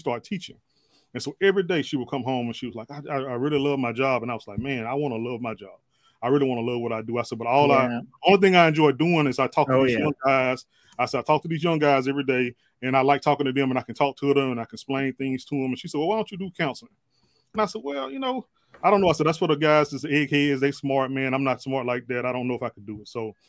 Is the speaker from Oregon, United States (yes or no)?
no; Meridian, Mississippi, United States; moved away as an adult; now in Vicksburg, United States; I'm actually from Meridian, Mississippi. Lived there